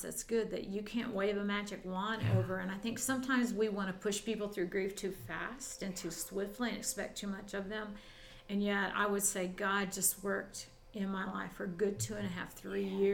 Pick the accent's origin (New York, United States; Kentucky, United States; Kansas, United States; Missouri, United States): Missouri, United States; moved away as an adult; also born or lived in Texas / Colorado; I was raised in Missouri